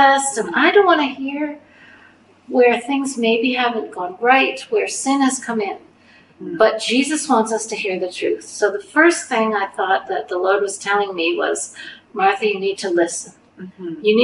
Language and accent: English; Canada; as a Canadian